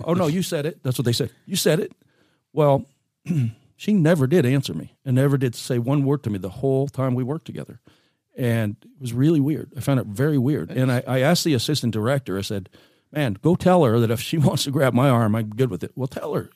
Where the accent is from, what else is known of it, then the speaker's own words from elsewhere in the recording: Seal Beach, California, United States; moved away as an adult; also born or lived in Oregon; now in Grants Pass, United States; raised in Southern California